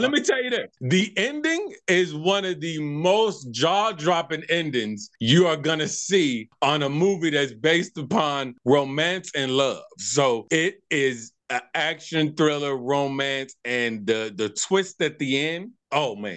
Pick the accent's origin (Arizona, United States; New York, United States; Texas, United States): Arizona, United States; Tucson; So I'm actually born and raised from Tucson, Arizona, Tucson, Arizona